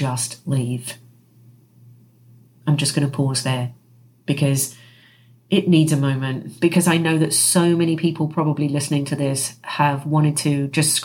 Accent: England, United Kingdom; moved away as an adult; also born or lived in New York City, United States; by the time I was 27, I emigrated from the United Kingdom to the United States, and I lived in New York City. I lived there for 16 years, and I actually moved from England to the United States for love

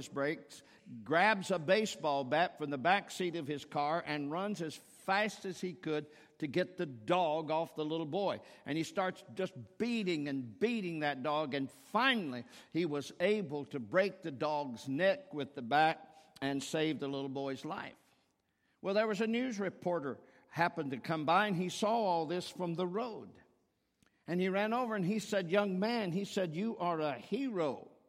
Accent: Cincinnati, Ohio, United States; I'm visiting my family. I'm here. I'm from Cincinnati. I graduated from the University of Cincinnati. I'm a Bearcat.

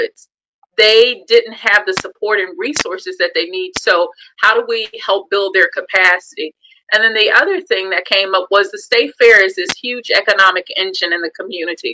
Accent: Shreveport, Louisiana, United States; moved away as an adult; also born or lived in Oklahoma City; now in Texas, United States; I grew up in Shreveport, Louisiana

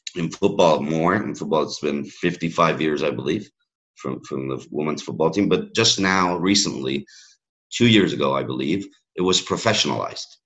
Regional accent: Miami, Florida, United States; first language English; moved away; also born or lived in Catalonia / Madrid / California; I was raised in in Miami

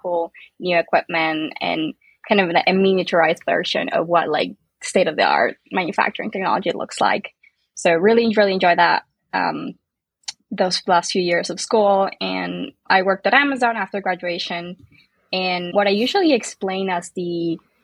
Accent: Northwest Argentina, Argentina; moved away as an adult; also born or lived in Boston, United States; now in United States; I'm originally from Argentina, grew up there in a small town, northwest part of the country, very warm year round by the mountains.

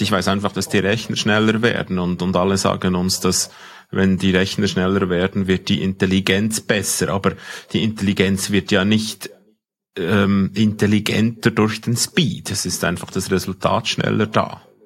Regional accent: Switzerland; accent: Swiss German; ich als Schweizer mein Dialekt, mein, mein, mein Deutsch versteht kein, kein ähm, Algorithmus

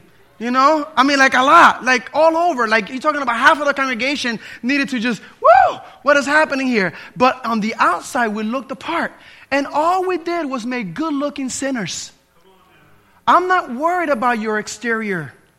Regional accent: New Jersey, United States; In this church that I grew up in New Jersey, they were all caught up on how you behave or didn't behave.

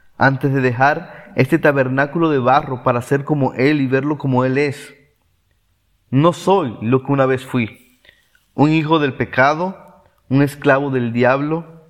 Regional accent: Venezuela; now in Córdoba, Argentina; soy de Venezuela

